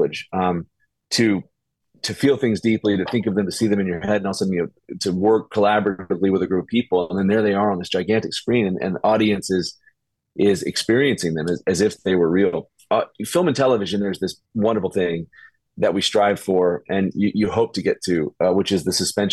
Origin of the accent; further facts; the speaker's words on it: Birmingham, Alabama, United States; I was raised in Birmingham, Alabama, which is like the buckle of the Bible Belt